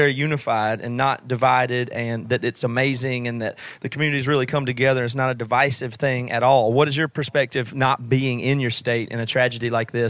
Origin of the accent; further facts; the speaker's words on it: South Carolina, United States; now in Seattle, United States; I'm in Seattle now. South Carolina is my home state